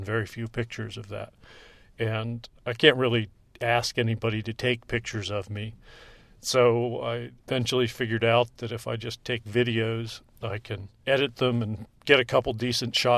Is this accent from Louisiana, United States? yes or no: no; York, Pennsylvania, United States; also born or lived in Canal Zone, Panama; moved back to the United States when I was 3 years old, and grew up in York, Pennsylvania, back east.